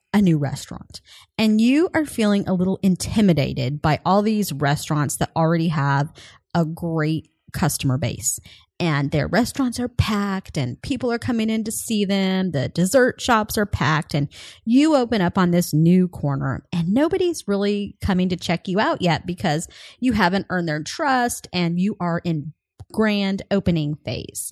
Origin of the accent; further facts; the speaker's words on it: Colorado, United States; moved away; I'm originally from Colorado